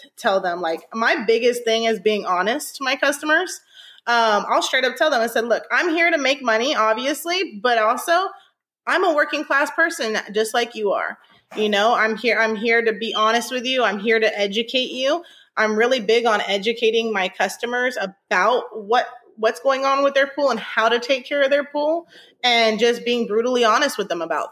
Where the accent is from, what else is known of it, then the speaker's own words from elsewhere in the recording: Northern California, United States; now in Houston, United States; I'm from Northern California